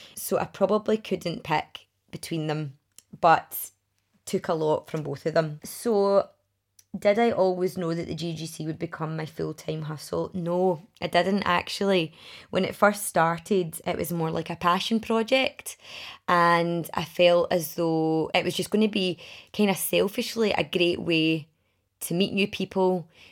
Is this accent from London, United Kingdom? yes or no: no; Milngavie, Scotland, United Kingdom; also born or lived in Glasgow / Edinburgh; I grew up in Mulgye